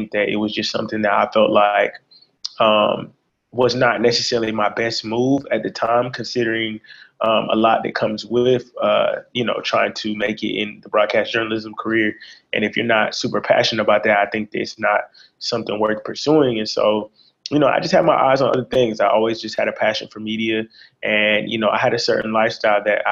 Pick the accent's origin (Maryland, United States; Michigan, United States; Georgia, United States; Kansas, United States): Georgia, United States; Conyers; born and raised in the suburbs of Atlanta. I'm from Conyers, Georgia